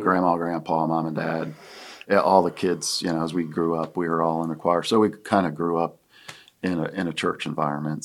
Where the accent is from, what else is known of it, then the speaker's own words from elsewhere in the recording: Williamsport, Pennsylvania, United States; moved away as an adult; also born or lived in Akron, Ohio; now in Greenville, United States; grew up in Williamsport, Pennsylvania. That's my hometown